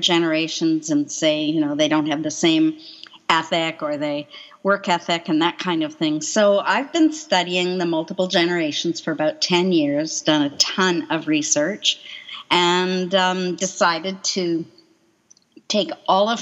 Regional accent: Coquitlam, British Columbia, Canada; also born or lived in Quebec / North Vancouver; I was born in Quebec, just south of Montreal, and moved out here and grew up in Coquitlam and then spent most of my adult life in North Vancouver

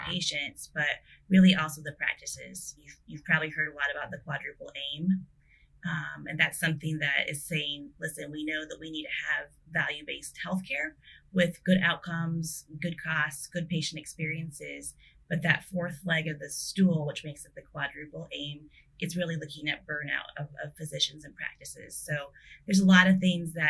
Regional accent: South Dakota, United States; I grew up in South Dakota

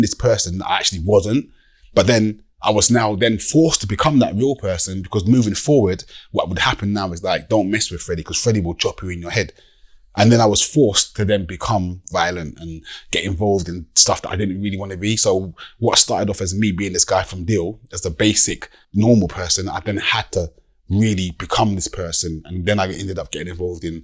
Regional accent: Deal, South East England, United Kingdom; I'm from Deal.

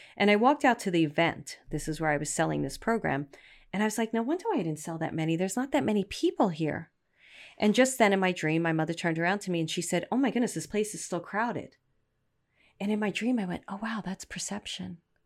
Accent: New York City, New York, United States; moved away; also born or lived in Manhattan / Poughkeepsie / Los Angeles; I'm a girl from Brooklyn.

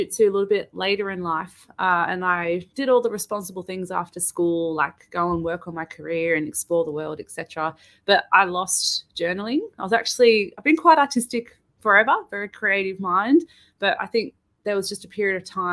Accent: Sydney, New South Wales, Australia; We're both from Sydney

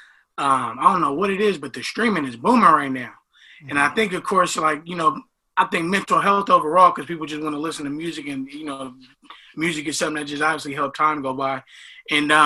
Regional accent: San Francisco, California, United States; also born or lived in East Bay; I grew up in Lakeview.

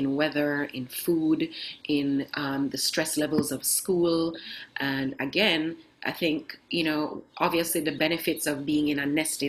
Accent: Kingston, Jamaica; moved away as an adult; also born or lived in Norway; I grew up in Kingston, Jamaica

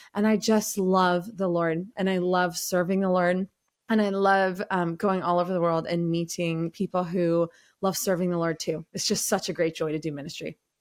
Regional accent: Los Angeles, California, United States; I was raised in Los Angeles, California

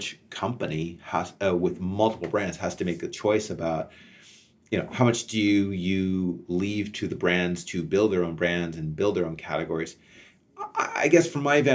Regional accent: Canada; as a Canadian

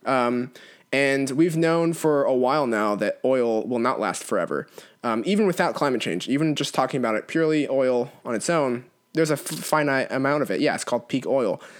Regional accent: California, United States; moved away; my home state of California, which still has my heart. Oh, California. I miss it.

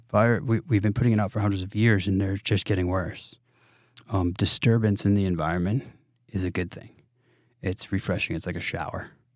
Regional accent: New England, United States; moved away; growing up in New England

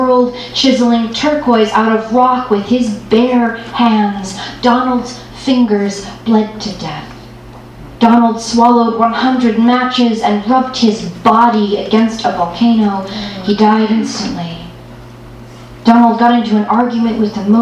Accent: Los Angeles, California, United States; Born and raised in Los Angeles here

